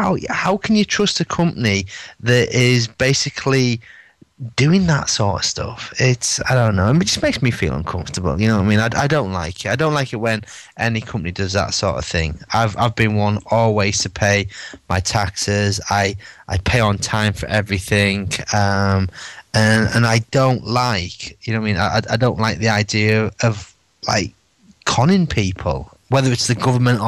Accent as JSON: {"language": "English", "region": "England", "country": "United Kingdom", "said": "I'm English"}